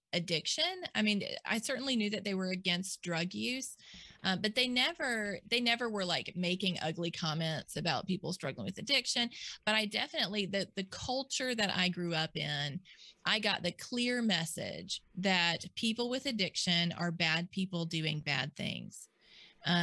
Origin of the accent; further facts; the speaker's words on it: Mississippi, United States; I was born and raised here in Mississippi